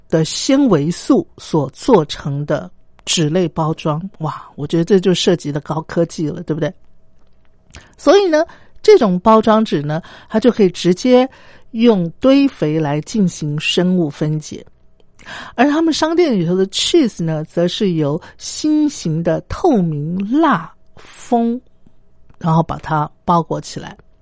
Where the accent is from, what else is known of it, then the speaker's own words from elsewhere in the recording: Taiwan; 我自己身为台湾人